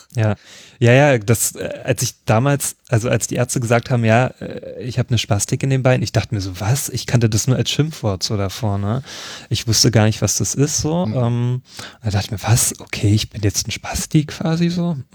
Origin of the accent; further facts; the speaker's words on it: Leipzig, Saxony, Germany; ich komme aus Leipzig